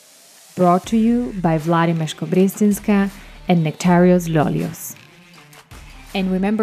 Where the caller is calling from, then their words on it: Bratislava, Bratislava Region, Slovakia; For a change, I am calling in from Bratislava, which I'm very happy about.